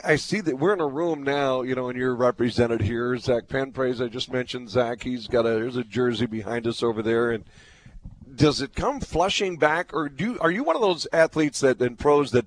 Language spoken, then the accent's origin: English; Williston, North Dakota, United States; I'm from Williston, North Dakota